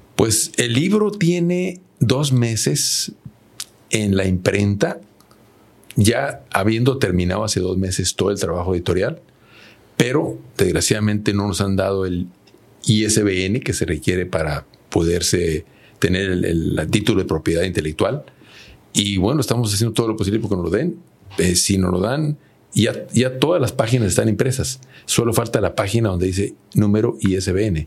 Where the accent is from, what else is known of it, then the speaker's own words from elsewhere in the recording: Agualeguas, Nuevo León, Mexico; de mi pueblo, en Agualegua, Nuevo León